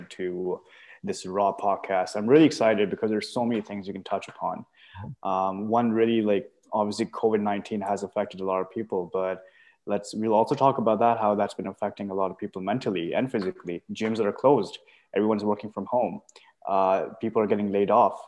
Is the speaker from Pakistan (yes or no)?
yes; Pakistan; now in Canada; I'm from Pakistan, moved here around 2012